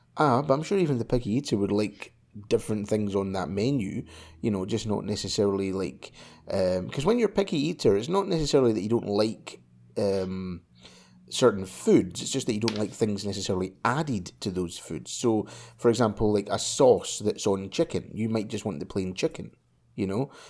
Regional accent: Scotland, United Kingdom; when I was a kid, right, when I was young, you know, like five, um, like five years old, I was in primary school, right? And, um, it being Scottish

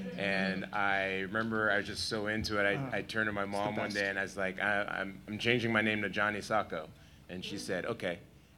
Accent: San Francisco, California, United States; I grew up in San Francisco.

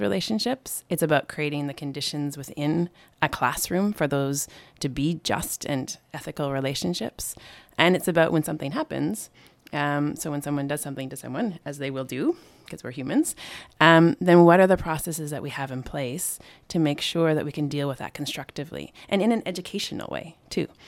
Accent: Canada; moved away; I'm from Canada

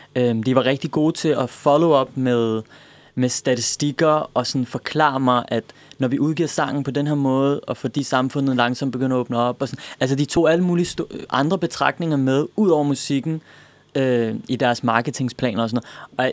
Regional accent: Denmark; jeg er født i Danmark, opvokset i Danmark

